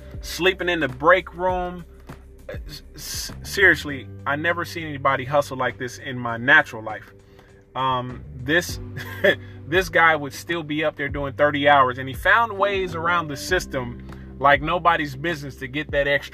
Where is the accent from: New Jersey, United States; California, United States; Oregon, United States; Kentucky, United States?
California, United States; East Oakland, Sacramento; the first part of my years, I grew up in Oakland as well, East Oakland. And then our family moved to other part of our family, we all moved to Sacramento